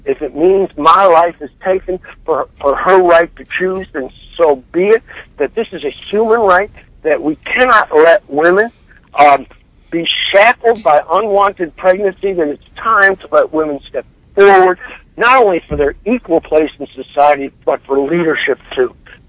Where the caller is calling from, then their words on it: Baltimore, Maryland, United States; I'm calling from Baltimore